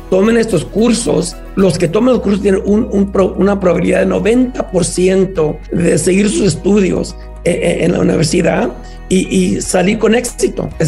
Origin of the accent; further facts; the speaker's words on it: San Antonio, Texas, United States; moved away; En San Antonio, de donde vengo yo, tenemos 15 mil.